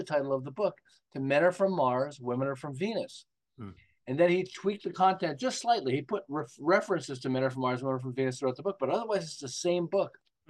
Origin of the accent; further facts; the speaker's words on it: Montreal, Quebec, Canada; now in Southern California, United States; I'm originally from Montreal. I live in Southern California now